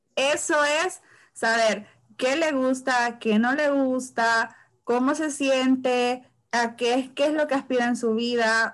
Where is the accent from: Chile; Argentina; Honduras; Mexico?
Honduras; San Pedro Sula, Cortés; yo soy de San Pedro